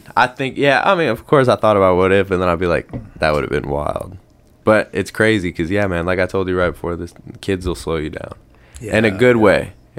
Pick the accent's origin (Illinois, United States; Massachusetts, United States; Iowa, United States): Iowa, United States; also born or lived in Grand Junction, Colorado, United States; I lived there till I was like 7 or 8, and then we finally came here.